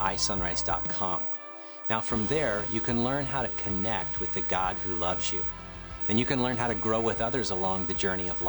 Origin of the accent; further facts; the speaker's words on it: Petaluma, California, United States; I was down yesterday in my hometown of Petaluma, California